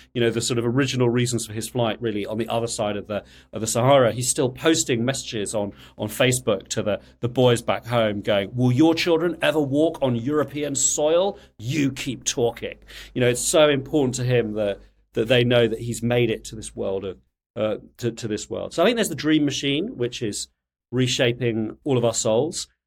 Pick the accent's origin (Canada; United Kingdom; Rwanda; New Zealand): United Kingdom; also born or lived in France; I'm British, obviously, I can't keep a secret of that, though. I'm sort of also French, but, but I'm, I'm mostly British.